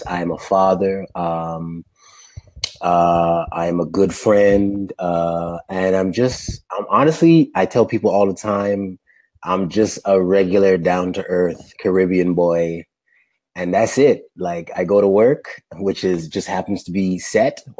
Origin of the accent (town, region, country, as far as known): Toronto, Ontario, Canada; born or raised there; also born or lived in Dominica / Los Angeles, United States